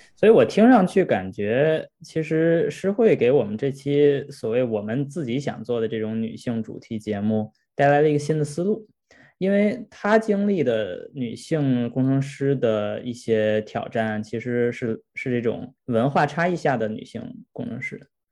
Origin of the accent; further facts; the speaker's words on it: China; 我们本身中国人的文化背景就是比较内敛的